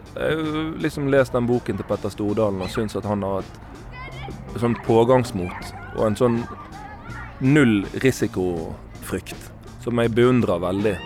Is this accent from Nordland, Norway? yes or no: no; Bergen, Vestland, Norway; Jeg er bergenser sjøl